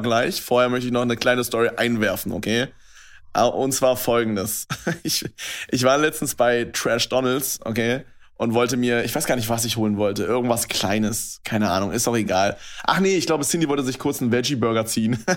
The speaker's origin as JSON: {"language": "German", "region": "Brandenburg", "country": "Germany", "moved": "as an adult", "lives_now": "Berlin, Germany", "said": "bei uns in Brandenburg sagt man halt anstatt 11, 11. Also ja. meine ganze Familie macht das halt."}